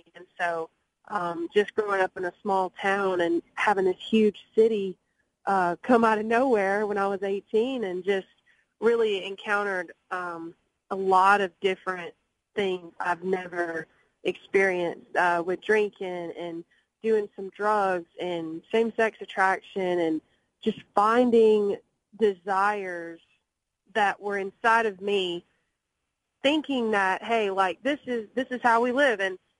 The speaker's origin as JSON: {"language": "English", "town": "Montgomery", "region": "Alabama", "country": "United States", "tie": "born or raised there", "moved": "as an adult", "lives_now": "Nashville, United States", "said": "growing up in Alabama and growing up in the South and the Bible Belt."}